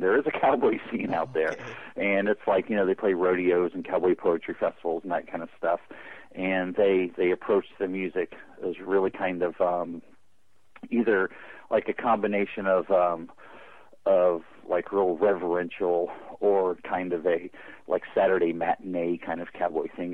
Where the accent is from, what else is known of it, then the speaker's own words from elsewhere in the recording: Carlsbad, California, United States; I grew up in Carlsbad, California.